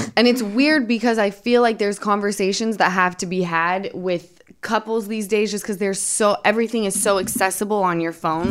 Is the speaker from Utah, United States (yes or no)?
yes; Utah, United States; I'm from Utah